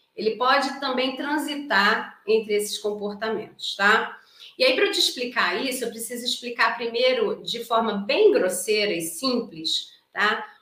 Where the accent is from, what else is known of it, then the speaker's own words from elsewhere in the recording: Brazil; eu sou brasileira